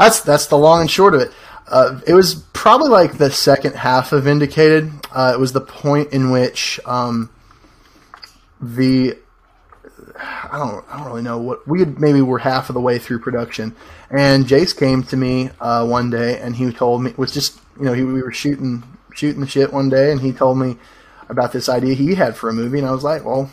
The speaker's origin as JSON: {"language": "English", "town": "Clanton", "region": "Alabama", "country": "United States", "said": "I'm a filmmaker from Clanton, Alabama"}